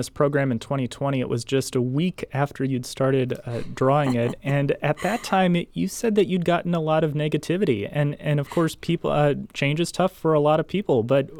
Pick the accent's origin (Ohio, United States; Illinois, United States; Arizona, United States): Illinois, United States; Belleville; my experience with comics growing up is walking downstairs, picking up the Belleville News Democrat